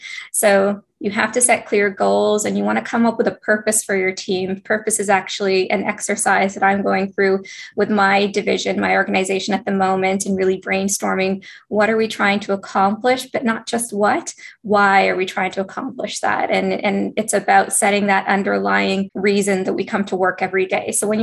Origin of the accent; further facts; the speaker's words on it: Canada; also born or lived in Ethiopia / Singapore; I was born in Ethiopia, but I immigrated to Singapore at a very young age. And in that population, I was definitely one of the only Black students in my school, but I soon moved to Canada. I moved to Canada about 4 years later.